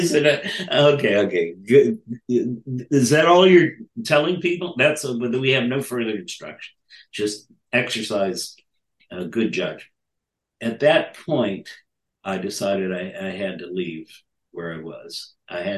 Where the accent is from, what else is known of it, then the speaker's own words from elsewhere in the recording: United States; I'm an American student.